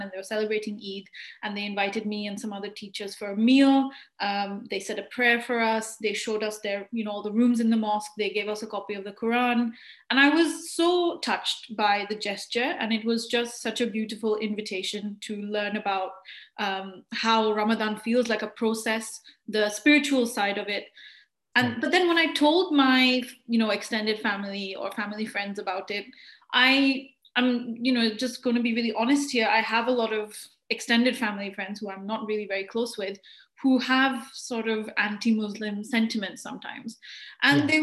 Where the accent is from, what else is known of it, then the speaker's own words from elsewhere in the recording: Kolkata, West Bengal, India; moved away as an adult; now in United Kingdom; coming from a Hindu family and growing up in Kolkata